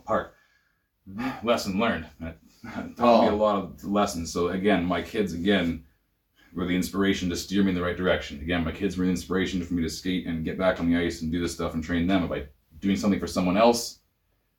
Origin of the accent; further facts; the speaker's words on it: Ontario, Canada; now in British Columbia, Canada; I grew up in Ontario